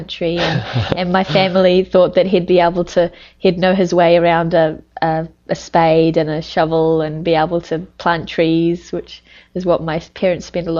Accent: New Zealand; moved away; I'm from New Zealand, a Western country, and I'm from the country

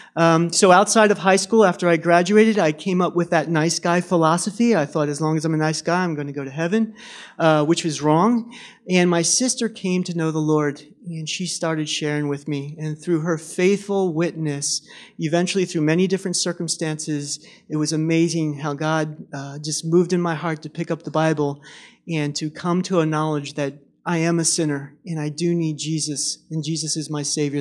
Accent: Reading, Pennsylvania, United States; moved away as an adult; also born or lived in France; I grew up in Reading, Pennsylvania, and I grew up in a unsaved family.

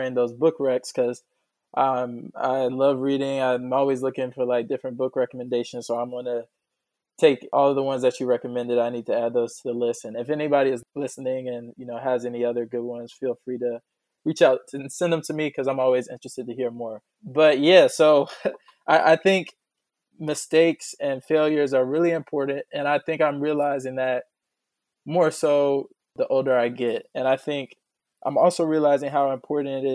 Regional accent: Atlanta, Georgia, United States; growing up in Atlanta

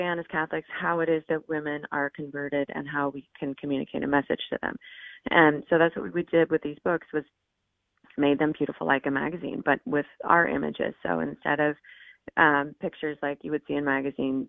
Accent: Oregon, United States; moved away; I grew up in Oregon, and there's a reason I don't live in Oregon

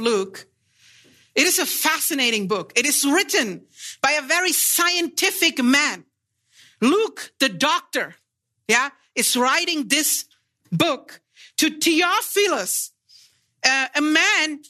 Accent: Germany; I'm from Germany. I fly about 13 to 14 hours out here for the seminary

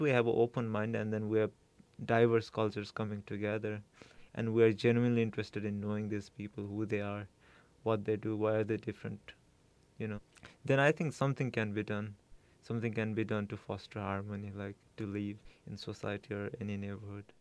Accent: Kathmandu, Bagmati, Nepal; now in Fargo, United States; I'm originally from Kathmandu, which is the capital of, um, a small country called Nepal.

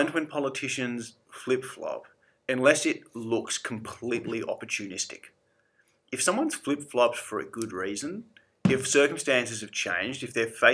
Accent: Australia; being Australian

